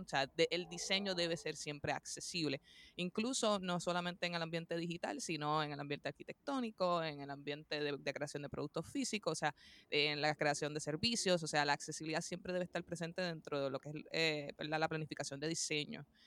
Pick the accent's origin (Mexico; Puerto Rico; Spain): Puerto Rico; soy de Puerto Rico, la isla del encanto, como le decimos por ahí